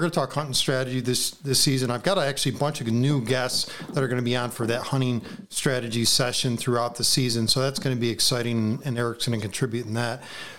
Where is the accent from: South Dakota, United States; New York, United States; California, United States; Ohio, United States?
New York, United States; being a New Yorker